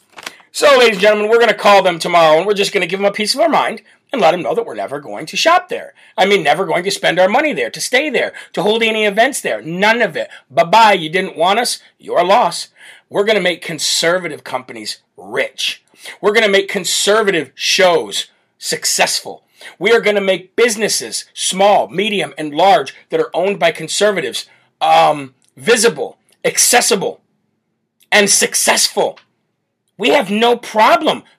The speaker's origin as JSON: {"language": "English", "region": "Illinois", "country": "United States", "said": "I'm come from Illinois, Chicago Bears"}